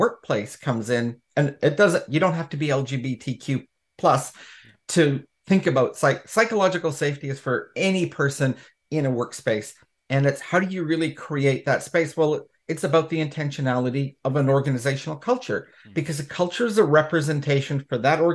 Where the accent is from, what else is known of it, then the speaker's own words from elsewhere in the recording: Canada; accent: Canadian; moved away as an adult; now in United Kingdom; in Canada, hence the accent. I am British born, but not raised in the UK, but I have come home to the UK